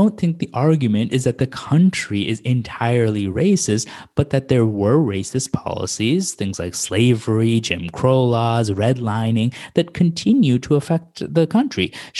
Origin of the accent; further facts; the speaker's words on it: India; No, I'm Indian.